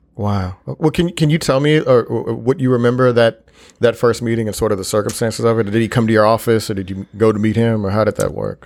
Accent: Houston, Texas, United States; moved away as an adult; also born or lived in New York; I am originally from Houston, Texas

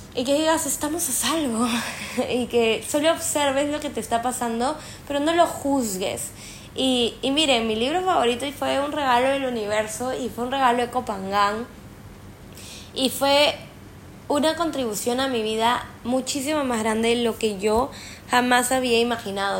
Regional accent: Peru; moved away; yo que soy peruana

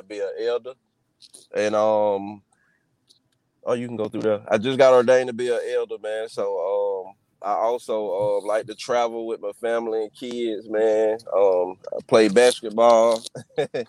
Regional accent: Blakely, Georgia, United States; now in Mobile, United States; I was born and raised in Blakely, Georgia

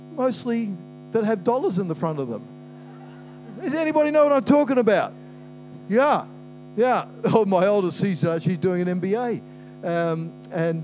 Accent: Christchurch, Canterbury, New Zealand; also born or lived in Brisbane, Australia / Lower Hutt, New Zealand; I was born in Brisbane, lived in Christchurch. We moved there when I was eight

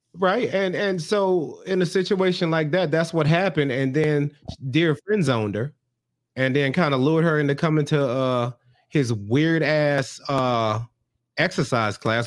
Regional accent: United States; I'm American

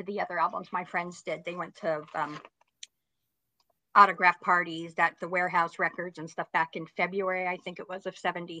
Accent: Los Angeles, California, United States; I grew up in West Los Angeles. Right now, I live about 50 miles north of LA.

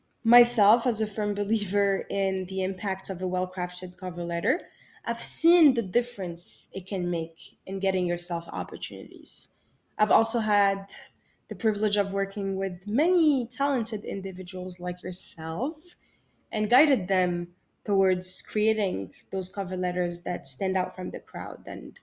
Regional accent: Morocco; English is a second language; moved away; I am originally from Morocco, but I have lived in 7 different countries so far.

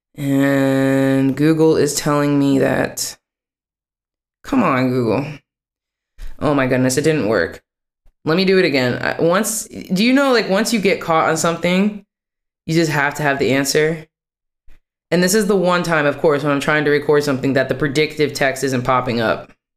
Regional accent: West Virginia, United States; moved away as an adult; also born or lived in New York City, United States / Washington, D.C., United States; now in Amsterdam, Netherlands; I lived in West Virginia still the majority of my life

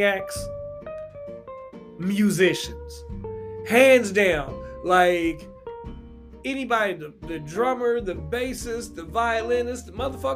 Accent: Louisville, Kentucky, United States; my hometown of Louisville, Kentucky, I lived in these apartments called the Oxford

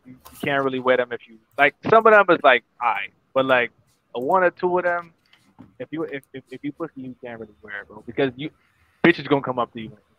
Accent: Broward County, Florida, United States; also born or lived in Bahamas; now in Orlando, United States; I grew up in Broward, but then I moved and I lived in the Bahamas for like 7 years, and then I came back here

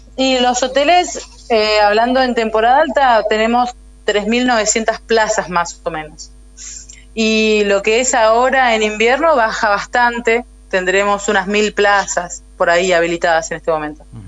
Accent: El Chaltén, Santa Cruz, Argentina; also born or lived in Río Gallegos, Argentina; En el año 95, cuando yo tenía 7 años, nos vinimos con mi familia a vivir al Chaltén

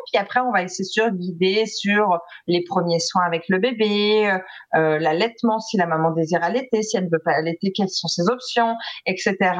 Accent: France; now in Quebec, Canada; je suis française

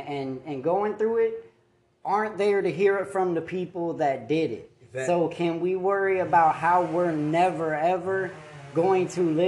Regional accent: Tampa, Florida, United States; I'm from Tampa

